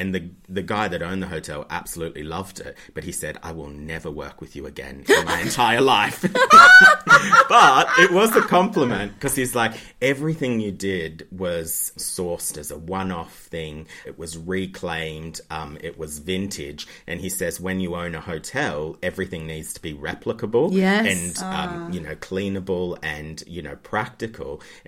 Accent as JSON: {"language": "English", "region": "New South Wales", "country": "Australia", "tie": "born or raised there", "said": "No, Central West Australia, so about 4 or 5 hours from Sydney."}